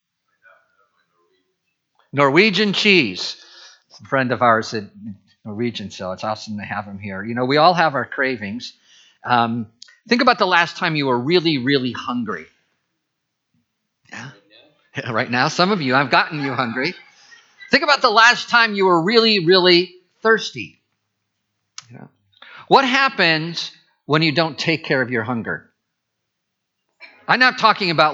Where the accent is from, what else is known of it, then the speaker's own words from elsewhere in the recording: Midwest, United States; moved away; I grew up in the Midwest